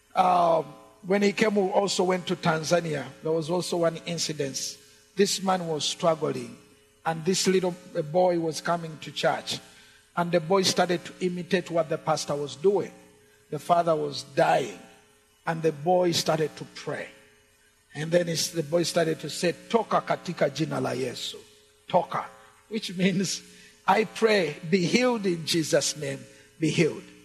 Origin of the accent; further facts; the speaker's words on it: Uganda; English is a second language; the English we speak in Uganda